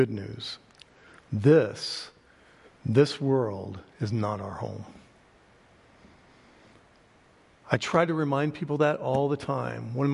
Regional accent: Oklahoma, United States; I'm from Oklahoma

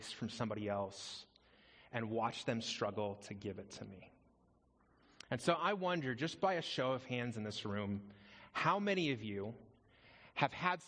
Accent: outside of Las Vegas, Nevada, United States; also born or lived in Phoenix, Arizona; now in Prescott, United States; I grew up outside of Las Vegas.

